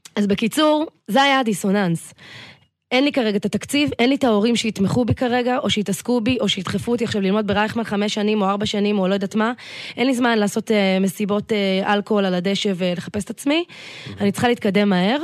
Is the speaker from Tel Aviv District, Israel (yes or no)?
yes; Tel Aviv, Tel Aviv District, Israel; גדלתי בצפון תל אביב תמיד